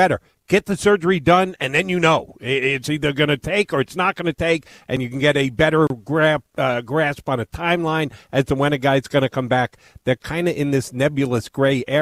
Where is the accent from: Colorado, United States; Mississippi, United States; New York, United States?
New York, United States; Yonkers; moved away; I grew up in New York City, just outside, first suburb outside Yonkers